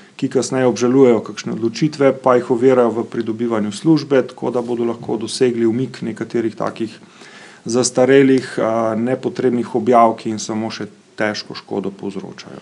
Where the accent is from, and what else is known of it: Slovenia